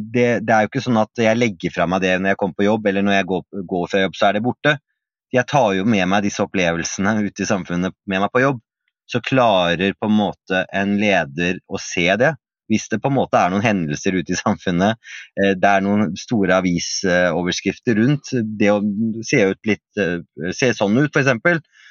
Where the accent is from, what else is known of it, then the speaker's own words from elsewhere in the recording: Oslo, Norway; jeg vokste opp eh, i Oslo vest